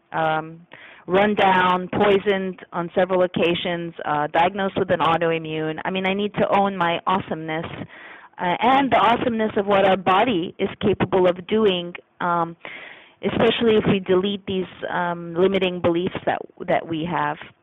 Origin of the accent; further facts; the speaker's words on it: Canada; moved away; I'm a Canadian. I wasn't raised with this lawsuit mentality.